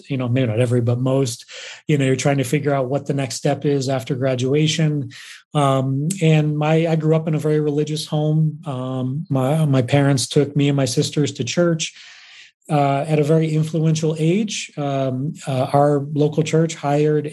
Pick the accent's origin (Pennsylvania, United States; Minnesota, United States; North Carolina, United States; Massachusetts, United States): Massachusetts, United States; moved away as an adult; also born or lived in New York; now in Ohio, United States; I grew up in Massachusetts